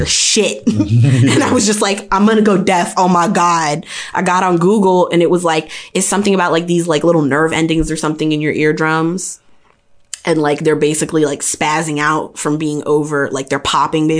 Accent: Maryland, United States

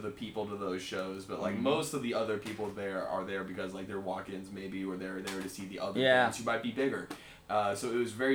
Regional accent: Denver, North Carolina, United States; moved away as an adult; now in Atlanta, United States; In 2018, I moved from Charlotte, North Carolina. From about 20 minutes north of Charlotte in a town called Denver

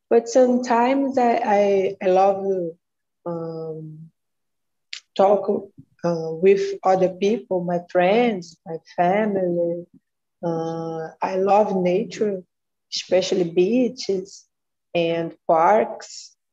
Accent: Rio de Janeiro, Brazil; English is a second language; I'm 30 years old. I was born and live in Rio.

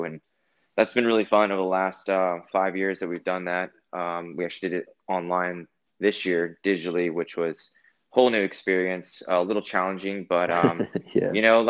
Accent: California, United States; now in Los Angeles, United States; I'm originally from Northern California. I moved to Los Angeles about 10 years ago.

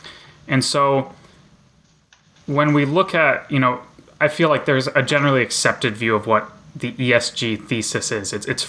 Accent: rural Nebraska, United States; moved away; my hometown in rural Nebraska

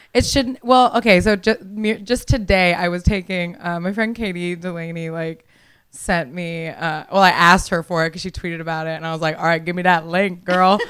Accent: Miami, Florida, United States; moved away; I'm from Miami originally.

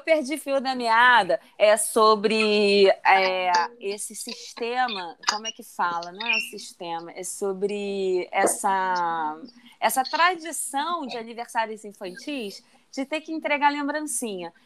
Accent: Rio de Janeiro, Brazil; also born or lived in Belém; sou de Bangu

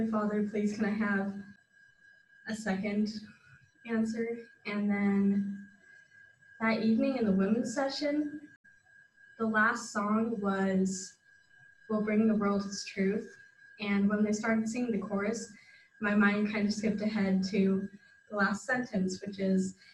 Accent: Springville, Utah, United States; I'm from Springville, Utah. I've lived there pretty much my whole life, except for a year that my family was in Germany, and then I'm out here for my mission.

